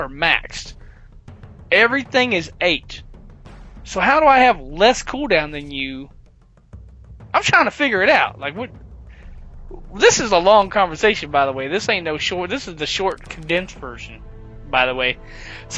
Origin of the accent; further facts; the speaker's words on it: the South, United States; I'm from the South